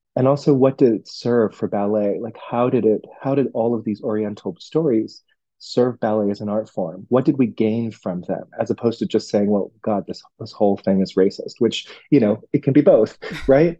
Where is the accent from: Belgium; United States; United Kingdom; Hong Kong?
Hong Kong; moved away; I'm from Hong Kong